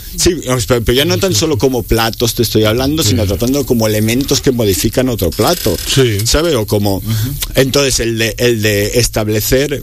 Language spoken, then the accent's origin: Spanish; Barcelona, Catalonia, Spain; moved away; Yo soy de Barcelona, como de España